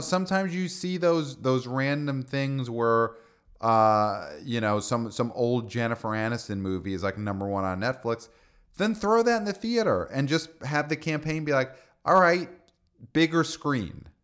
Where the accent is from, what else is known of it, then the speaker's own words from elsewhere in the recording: New York City, New York, United States; as a son of Brooklyn